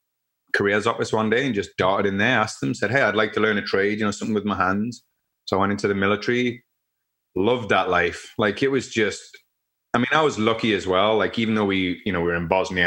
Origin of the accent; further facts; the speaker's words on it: Newcastle upon Tyne, North East England, United Kingdom; moved away as an adult; now in Canada; some friends that are actually from my hometown in the UK